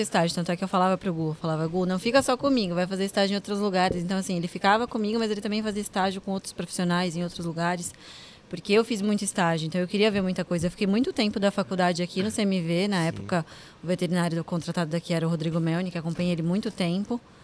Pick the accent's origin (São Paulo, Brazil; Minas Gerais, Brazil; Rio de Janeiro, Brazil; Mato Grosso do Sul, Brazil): São Paulo, Brazil; Santos; voltei para cá, para minha terra